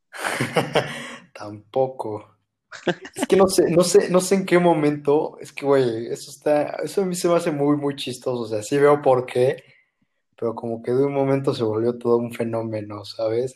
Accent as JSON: {"language": "Spanish", "region": "Oaxaca", "country": "Mexico", "said": "Como yo soy de Oaxaca, y pues aquí, pues, ahora sí que para todo tomamos mezcal."}